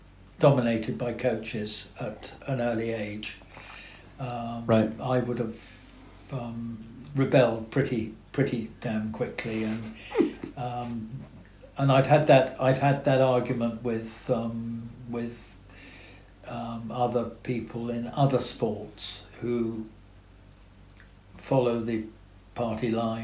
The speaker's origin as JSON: {"language": "English", "region": "South West England", "country": "United Kingdom", "tie": "born or raised there", "said": "I had a fantastic childhood in there."}